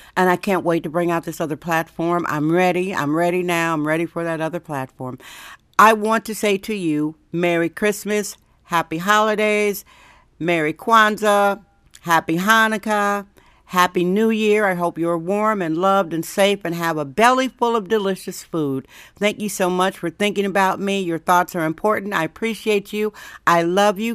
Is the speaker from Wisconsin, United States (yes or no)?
yes; Wisconsin, United States; now in San Francisco, United States; I'm from Wisconsin originally.